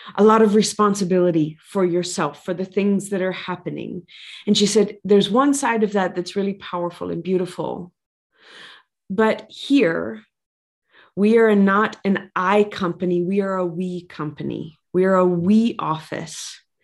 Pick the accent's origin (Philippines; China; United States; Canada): United States; Louisiana; I come from Louisiana